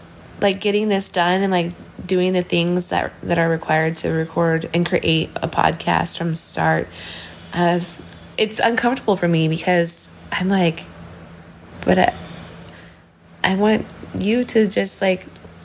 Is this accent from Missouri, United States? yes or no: yes; Missouri, United States; I've lived in Missouri my entire life, within like a 1.5 hour radius of, you know, the same area.